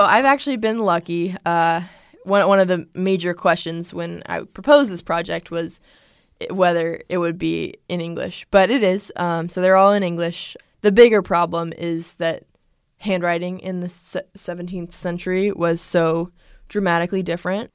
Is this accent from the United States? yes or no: yes; United States; I grew up in America